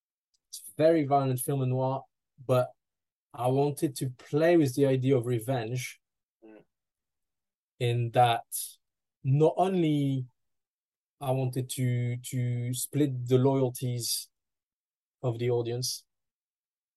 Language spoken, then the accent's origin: English; France; moved away as an adult; now in United Kingdom; my hometown in France